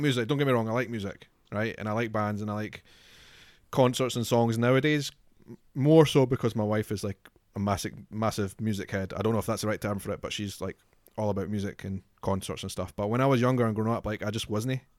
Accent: Scotland, United Kingdom; Scotland is obviously very important to me because I'm from Scotland

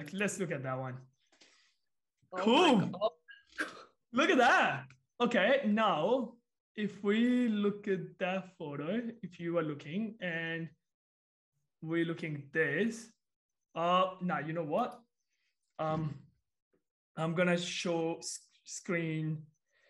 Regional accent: India; moved away; I'm from India

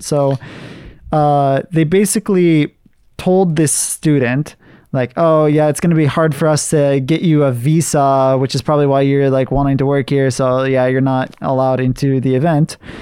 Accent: United States; I'm American, but my ethnicity is Japanese and, uh, I think German and Scottish

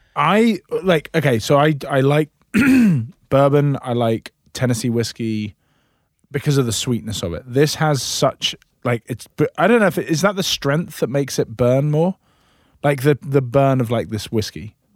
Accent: Scotland, United Kingdom; now in United States; I'm Scottish

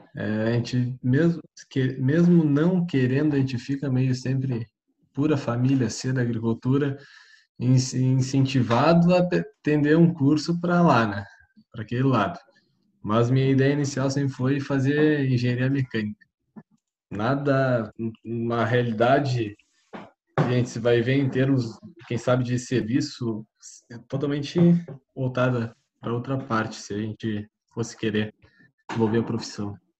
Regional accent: Santa Vitória do Palmar, Rio Grande do Sul, Brazil; sou de Santa Vitória Palmar

